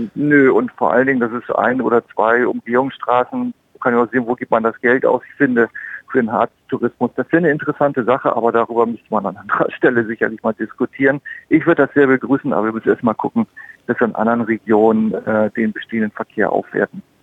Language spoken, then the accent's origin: German; Northern Germany, Germany; Ich bin Norddeutscher